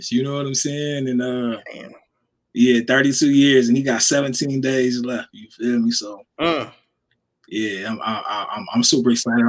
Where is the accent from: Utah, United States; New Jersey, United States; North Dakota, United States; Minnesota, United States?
Minnesota, United States; Minneapolis; I'm from Minneapolis, Minnesota